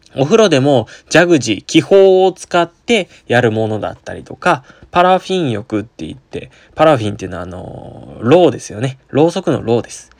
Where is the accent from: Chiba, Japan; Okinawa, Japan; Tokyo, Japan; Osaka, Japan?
Okinawa, Japan; moved away as an adult; 私、あのー、沖縄出身なんですけれども